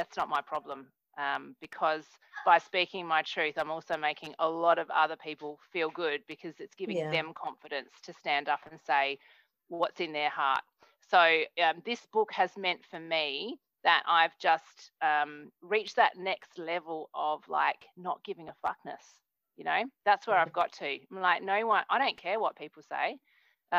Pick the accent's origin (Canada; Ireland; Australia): Australia; moved away; I'm from Australia, but I'm not in Australia at the moment.